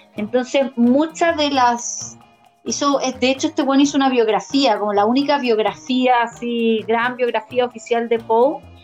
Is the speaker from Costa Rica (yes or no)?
no; near Molina, Maule, Chile; cercano a mi tierra